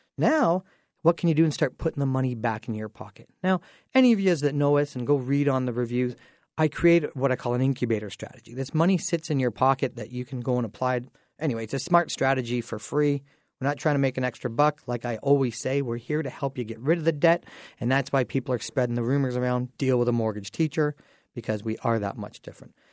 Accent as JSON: {"language": "English", "town": "Dorchester", "region": "Ontario", "country": "Canada", "tie": "born or raised there", "said": "I grew up in Dorchester, so what an amazing time being able to go back to my high school"}